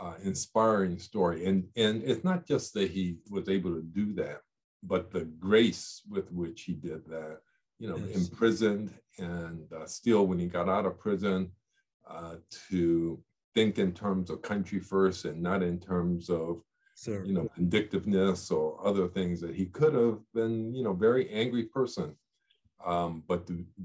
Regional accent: Yokohama, Kanagawa, Japan; born there; I was born in Yokohama, as you mentioned. I was raised by my mother, who's Japanese, for the first part of my life.

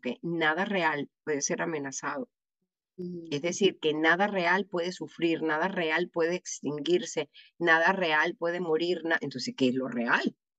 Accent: Venezuela; como decimos en Venezuela

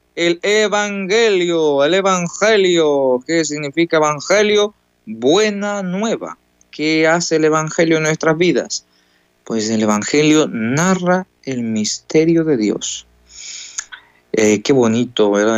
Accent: Ecuador; moved away as an adult; now in El Salvador; Entonces estamos aquí de misionero y soy de Ecuador

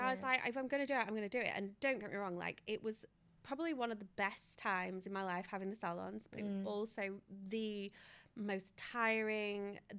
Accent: Yorkshire and the Humber, United Kingdom; I'm from Yorkshire

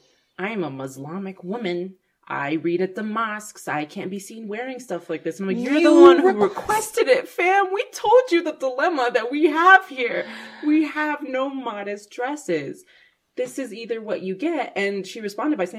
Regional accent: United States; as an American. I've like lived here my whole life.

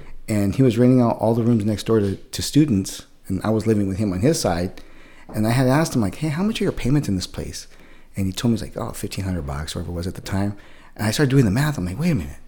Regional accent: San Jose, California, United States; moved away as an adult; also born or lived in San Diego area; So I'm originally from San Jose, so Northern California. I was born and raised up there

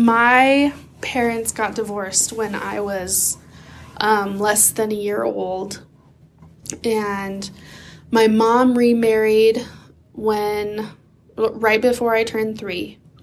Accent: Oregon, United States; also born or lived in Idaho; And I grew up in Oregon, although my family moved a lot between like Idaho and Oregon.

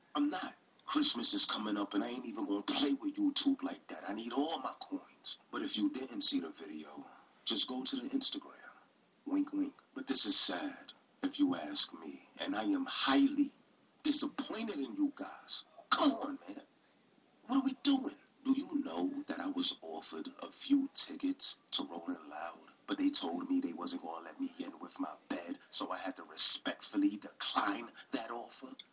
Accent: New York City, New York, United States; I'm from New York City for real

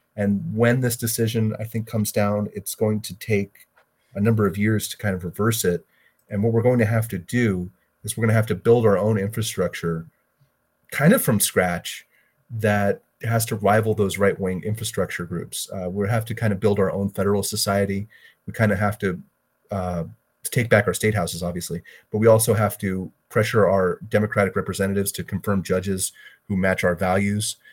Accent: Florida, United States; here in my home state of Florida

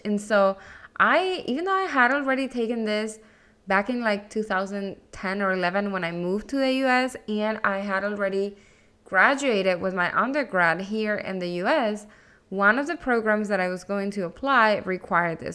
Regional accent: Caracas, Capital District, Venezuela; first language Spanish; English is a second language; moved away as an adult; also born or lived in Miami, United States; now in United States; I am originally from Venezuela. I was born and raised in Caracas, and that means my native language is actually Spanish, and English is my second language.

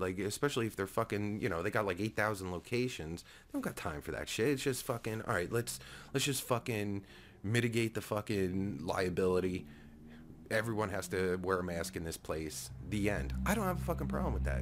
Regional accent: New Jersey, United States; I'm from Jersey

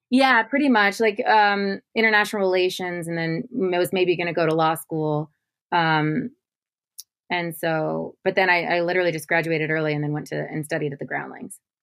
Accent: Modesto, California, United States; moved away; I'm from Modesto, California, which is like you know, there's just not much art there.

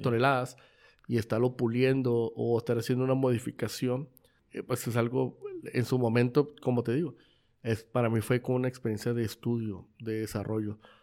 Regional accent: Mexico; nosotros como mexicanos

